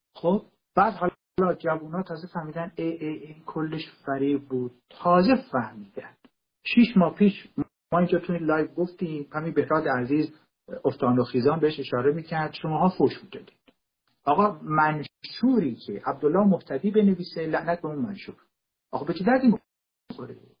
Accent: Kurdistan, Iran; تو کردستان متولد شدم

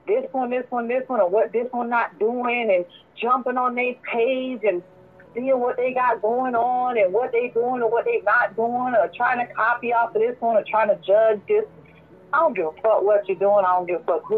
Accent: Chicago, Illinois, United States; moved away; where I come from, I'm from Chicago originally

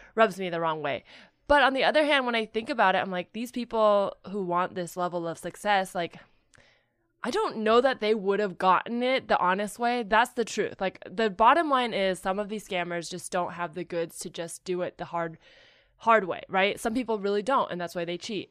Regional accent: Silicon Valley / the Bay Area, California, United States; I grew up up there.

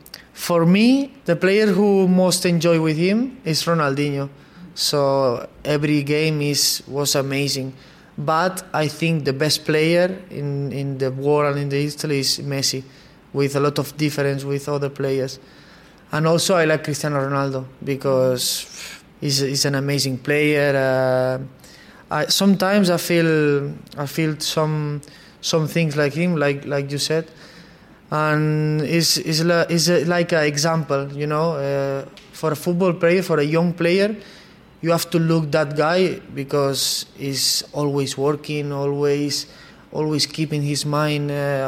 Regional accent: Barcelona, Catalonia, Spain; English is a second language; Okay, I'm from Barcelona, but I like some players from Real Madrid

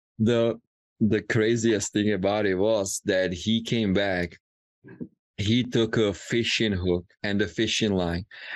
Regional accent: Czechia; moved away; growing up in Czech Republic

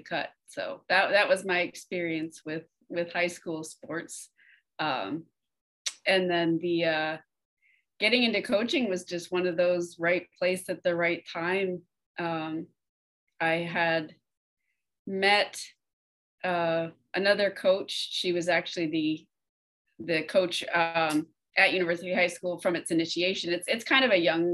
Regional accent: West Coast of Florida, United States; also born or lived in Texas / Orange City, Florida; I was actually born in Texas, but I've lived in Florida enough of my life to say that I'm from Florida. Grew up over on the West Coast and moved to Central Florida when I was a teenager

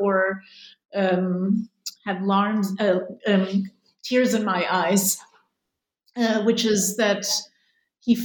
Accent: Germany; moved away as an adult; also born or lived in Israel; having had a life in Germany, growing up in Germany

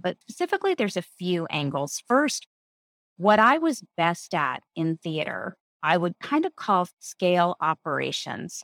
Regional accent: New York City, New York, United States; I grew up here in New York City.

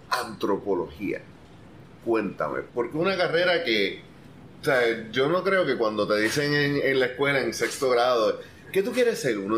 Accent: Ponce, Puerto Rico; also born or lived in Argentina; Yo soy aquí de Ponce.

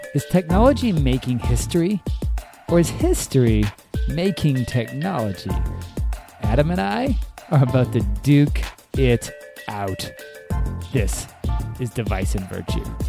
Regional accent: Japan; I grew up in Japan

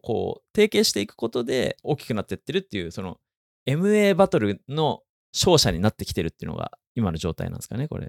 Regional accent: Japan; 自分が生まれ育った日本

